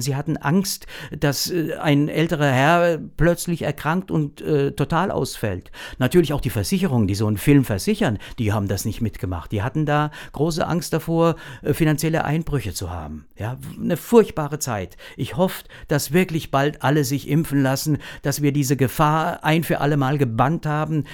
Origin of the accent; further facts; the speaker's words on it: our district near Klingenburg, Lower Franconia, Bavaria, Germany; ich selbst ja auch aus einer Heimschneiderfamilie komme